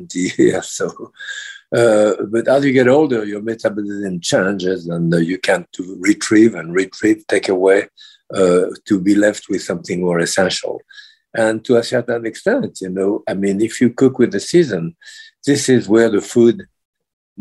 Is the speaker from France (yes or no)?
yes; France; moved away; being French